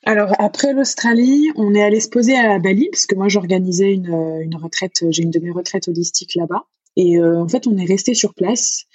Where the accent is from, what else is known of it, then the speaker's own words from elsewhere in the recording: France; moved away as an adult; j'ai pu quitter la France, euh, partir voyager. Donc, c'est pour ça qu'aujourd'hui, je suis nomade. Donc, Donc, je suis partie de France